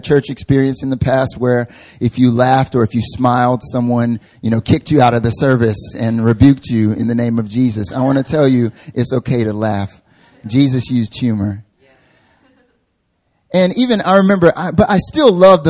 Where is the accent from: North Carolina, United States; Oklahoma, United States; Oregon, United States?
North Carolina, United States; now in South Korea; I'm from North Carolina originally